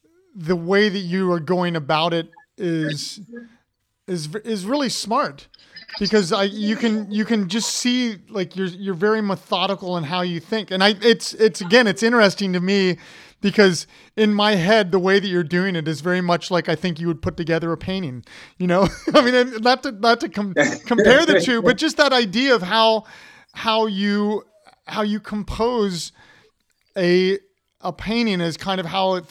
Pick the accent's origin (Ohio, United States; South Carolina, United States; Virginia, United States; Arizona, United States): Ohio, United States; Columbus; moved away; my hometown in Columbus.